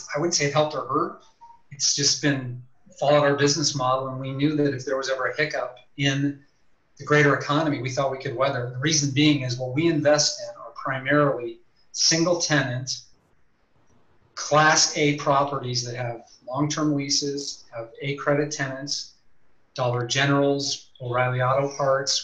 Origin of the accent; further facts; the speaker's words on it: Iowa, United States; moved away as an adult; now in Costa Rica; I'm from Iowa.